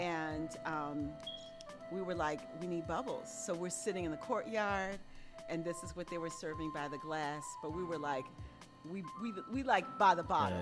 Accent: Haiti; moved away; I grew up in Haiti

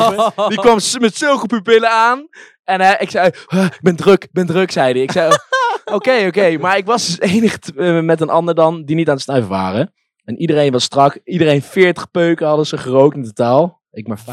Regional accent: Nijmegen, Gelderland, Netherlands; ik ben hier geboren

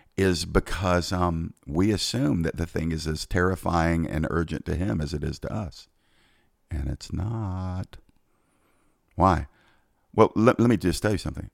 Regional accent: United States; I'm an American

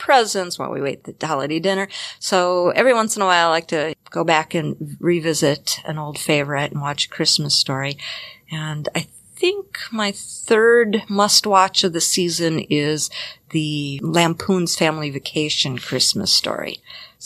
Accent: Minnesota, United States; I am Norwegian and from Minnesota

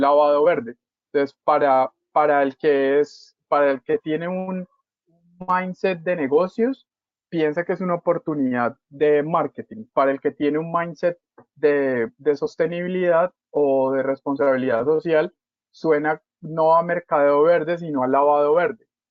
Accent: Cali, Valle del Cauca, Colombia; yo soy de Cali

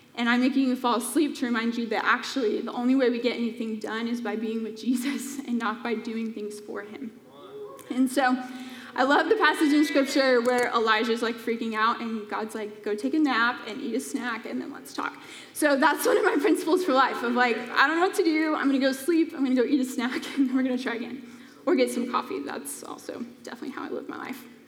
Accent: Colorado, United States; moved away as an adult; now in Phoenix, United States; I grew up in Colorado

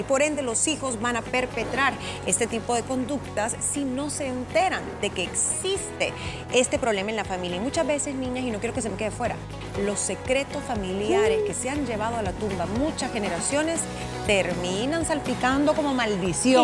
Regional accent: El Salvador; soy salvadoreña, vivo acá.

